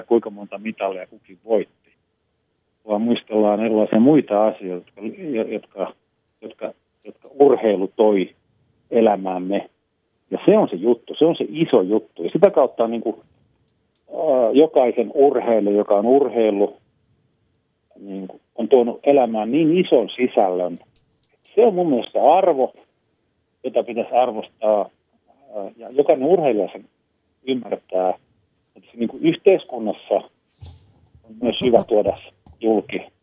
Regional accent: Lappeenranta, South Karelia, Finland; also born or lived in Imatra; kun muutimme Imatralta Lappeenrantaan

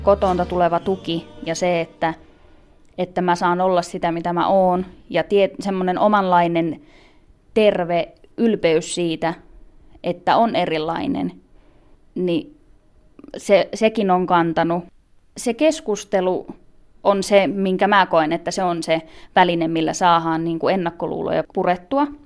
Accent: Finland; mä elän niin kuin kuka tahansa muu suomalainen

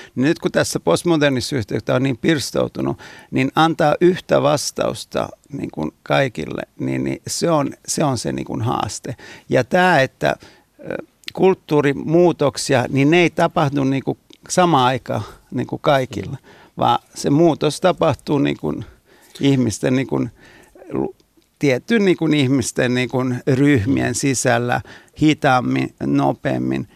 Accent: Naples, Campania, Italy; now in Finland; mä oon Napolista kotoisin

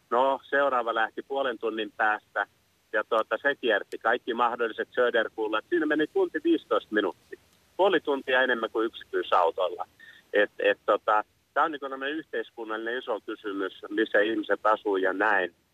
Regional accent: Anttola, South Savo, Finland; eli nyt tuosta maaseudulta, eli tulen Anttolasta Mikkelin takaa, niin maaseudullahan ei ole joukkoliikennettä.

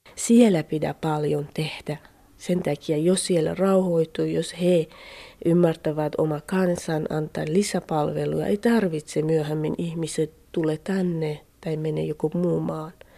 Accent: Iran; Finnish is a second language; moved away as an adult; now in Finland; mä itse lähtin Iranista kurdien kaupungissa

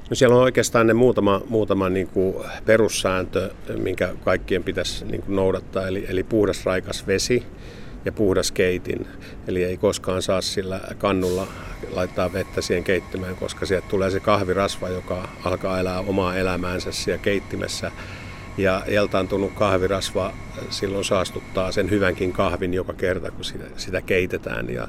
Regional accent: Finland; mitä me suomalaiset inhotaan

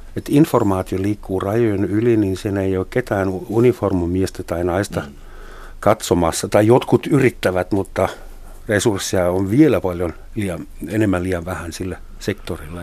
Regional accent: Germany

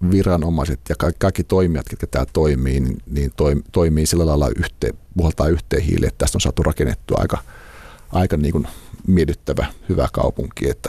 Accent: Imatra, South Karelia, Finland; moved away as an adult; now in Helsinki, Finland; mä oon Imatralta kotoisin

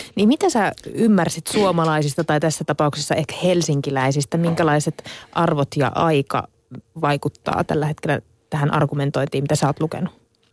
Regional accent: Central Ostrobothnia, Finland; Mä oon Keski-Pohjanmaalta itse kotossa

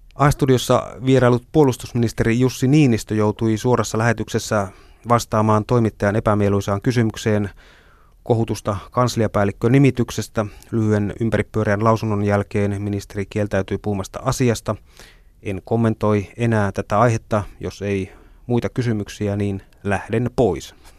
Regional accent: northern Finland, Finland; Itse olen syntynyt pohjoisessa

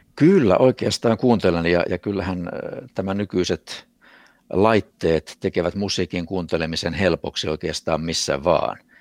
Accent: Vaasa, Ostrobothnia, Finland; also born or lived in Kurikka; se oli minun ensimmäinen kotini kotikaupungissani Vaasassa

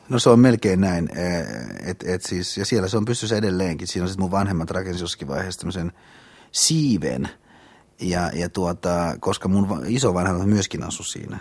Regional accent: Hyvinkää, Uusimaa, Finland; moved away as an adult; now in Helsinki, Finland; Hyvinkään mun kotipaikkakunta, että siis siellä mä ö, asuin ja elin ö, siihen asti, kunnes mä tulin – vuonna 1972 äh, opiskelemaan

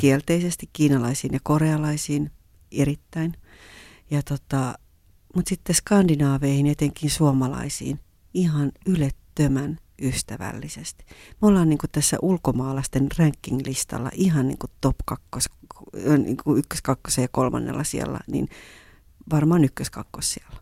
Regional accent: Kuusankoski, Kymenlaakso, Finland; moved away as an adult; also born or lived in Japan; Kuusankoskesta, josta mä halusin tarpeeksi kauas siinä vaiheessa, missä mä olin kotoisin

